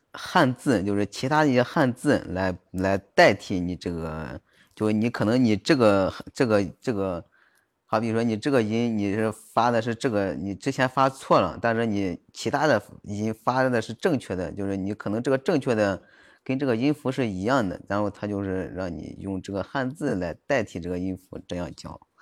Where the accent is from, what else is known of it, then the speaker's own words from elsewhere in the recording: Jiaozuo, Henan, China; also born or lived in Zhengzhou, Henan; 我老家是焦作的，啊，也是河南的